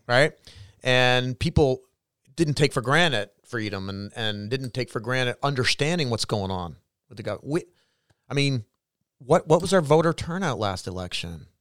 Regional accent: Canada; each one of us as Canadian citizens

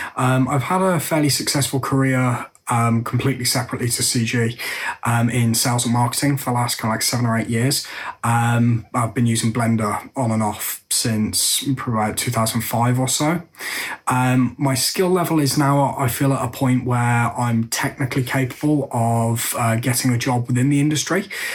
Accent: England, United Kingdom; I'm from England.

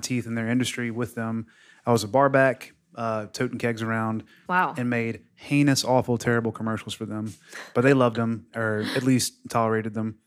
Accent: Mississippi, United States; moved away as an adult; now in Florida, United States; I'm from Mississippi and I'm 33, 32.

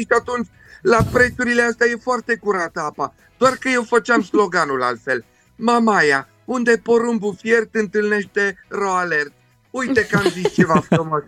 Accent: Caracal, Olt County, Romania; Caracalului, de unde sunt eu

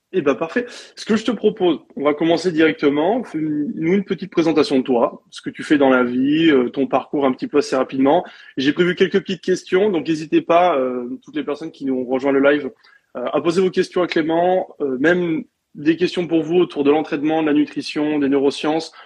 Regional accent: France; moved away as an adult; also born or lived in Australia; je suis parti de la France

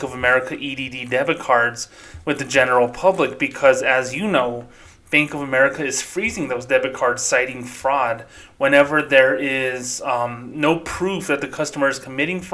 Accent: Socorro, New Mexico, United States; now in Las Cruces, United States; my hometown of Socorro, New Mexico is very low income

